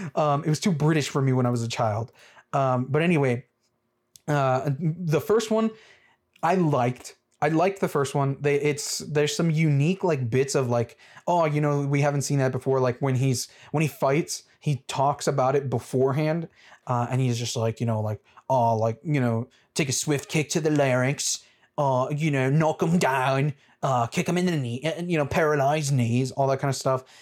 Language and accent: English; United States; I'm American